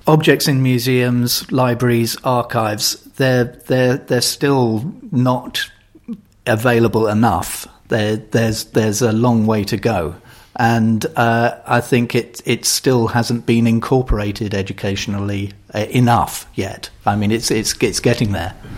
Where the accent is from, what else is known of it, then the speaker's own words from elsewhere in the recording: London, United Kingdom; as a Londoner